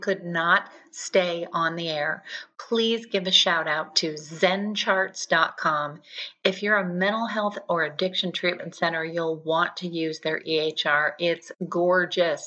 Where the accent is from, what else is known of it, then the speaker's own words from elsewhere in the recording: Southern California, United States; moved away; I'm from Southern California originally, so I grew up saying that everything is just awesome.